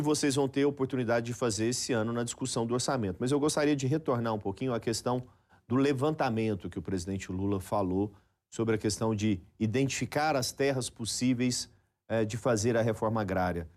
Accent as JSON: {"language": "Portuguese", "region": "Goiás", "country": "Brazil", "said": "eu que sou goiano"}